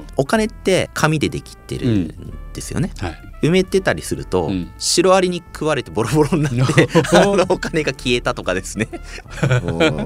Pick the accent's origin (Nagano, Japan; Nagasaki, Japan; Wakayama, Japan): Nagasaki, Japan; 僕やっぱ長崎の出身なんで